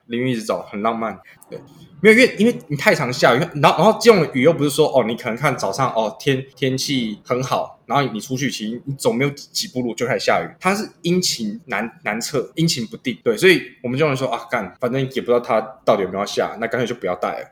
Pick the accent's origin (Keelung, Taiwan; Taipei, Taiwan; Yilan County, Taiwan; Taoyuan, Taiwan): Keelung, Taiwan; 我本身是基隆人